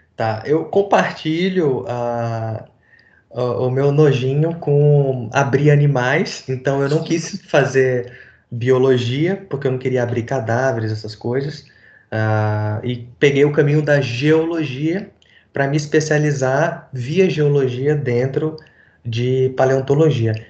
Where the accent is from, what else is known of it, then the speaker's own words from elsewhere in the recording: Recife, Pernambuco, Brazil; Eu fui criado... Nasci em Recife